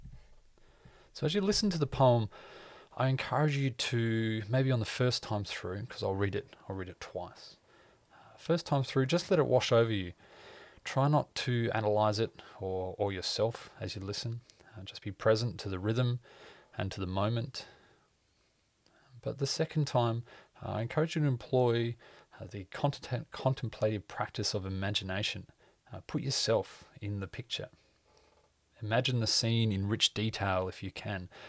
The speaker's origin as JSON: {"language": "English", "country": "Australia", "said": "I'm an Australian"}